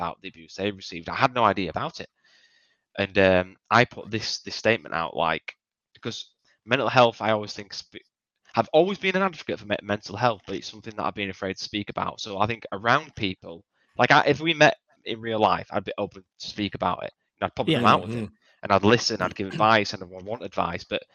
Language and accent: English; United Kingdom; I'm British